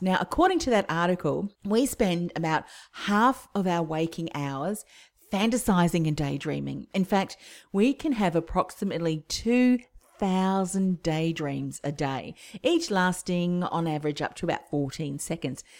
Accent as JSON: {"language": "English", "country": "New Zealand", "moved": "yes", "said": "I'm originally from New Zealand"}